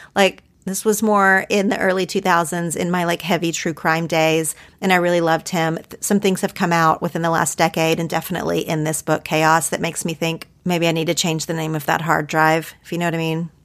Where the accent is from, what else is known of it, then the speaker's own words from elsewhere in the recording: Oklahoma, United States; growing up in Oklahoma